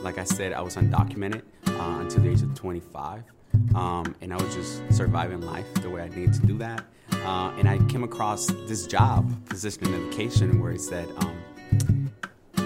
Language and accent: English; Oakland, California, United States; I grew up in Oakland. I'm in East Oakland.